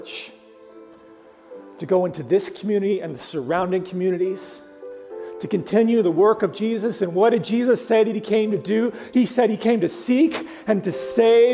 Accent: Oklahoma, United States; I'm from Oklahoma

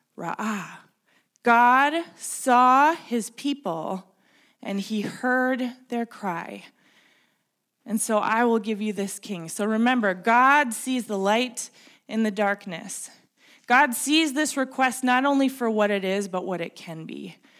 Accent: Minnesota, United States; I grew up here in Minnesota

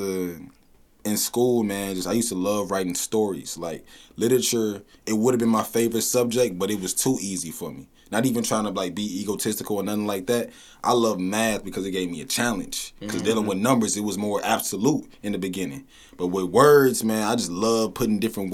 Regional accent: St. Louis, Missouri, United States; I'm from Southside, you know what I'm saying? St. Louis

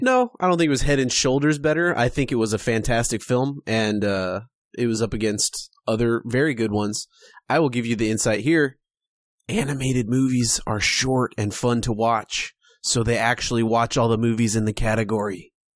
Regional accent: California, United States; we're from California, if you can't tell by our massive accent

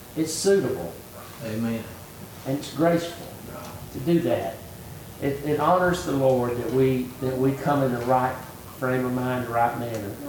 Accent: United States; I was born in America

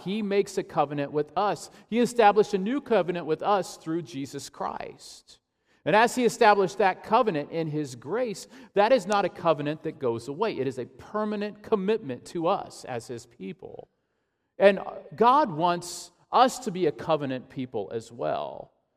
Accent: Ashland, Illinois, United States; my hometown, Ashland, Illinois

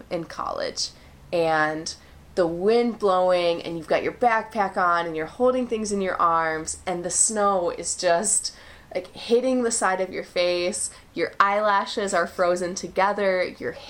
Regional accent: Minnesota, United States; now in Chile; I'm from Minnesota

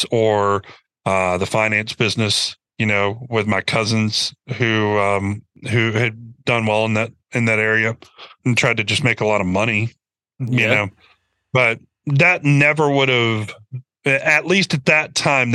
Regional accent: Birmingham, Alabama, United States; moved away as an adult; now in Nashville, United States; growing up in Birmingham

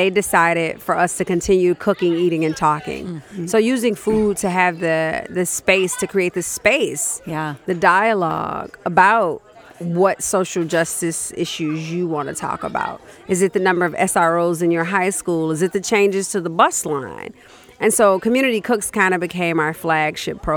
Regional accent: Chicago, Illinois, United States; moved away as an adult; now in Minnesota, United States; I'm from Chicago

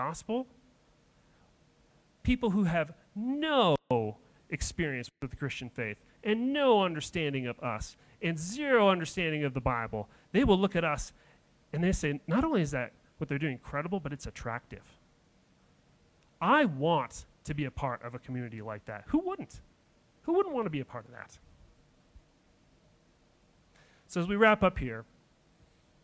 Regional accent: Denver, Colorado, United States; I grew up in Denver

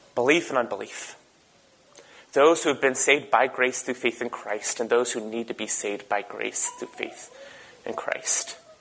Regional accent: the Berkeley of the East Coast, United States; I grew up in the Berkeley of the East Coast.

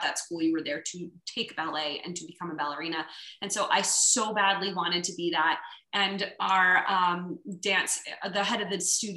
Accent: New Jersey, United States; now in Central Florida, United States; I was born in New Jersey, so I had the very fortunate childhood of living not far from New York City.

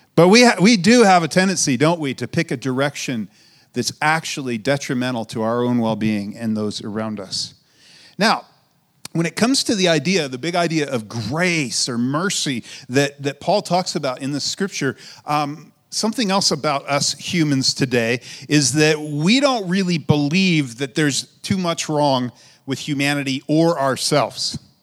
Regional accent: United States; For us in America

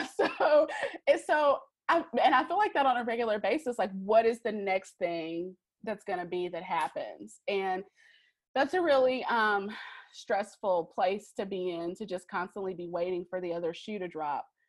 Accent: Greensboro, North Carolina, United States; I'm from Greensboro, North Carolina. That's where I'm uh, currently living

